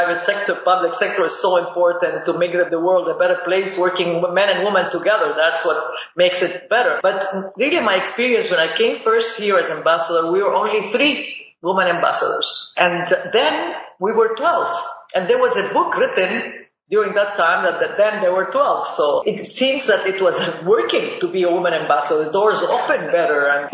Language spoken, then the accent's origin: English; Lebanon; also born or lived in Boston, United States; now in United States; the Middle East, where I'm from. I'm from Lebanese origin, and the war in Lebanon is what brought me here to the United States.